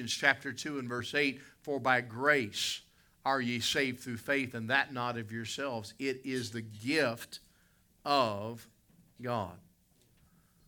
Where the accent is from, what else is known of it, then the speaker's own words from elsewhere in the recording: West Virginia, United States; I grew up in West Virginia